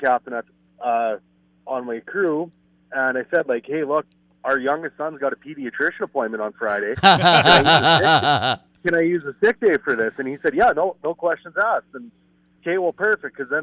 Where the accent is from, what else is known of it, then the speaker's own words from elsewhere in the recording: Yorkton, Saskatchewan, Canada; also born or lived in Alberta; I was born and raised in York and Saskatchewan. Been here whole life.